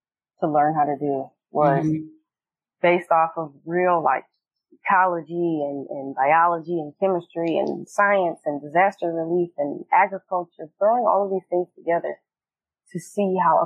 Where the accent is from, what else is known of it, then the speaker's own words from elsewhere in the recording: Detroit, Michigan, United States; we're from Detroit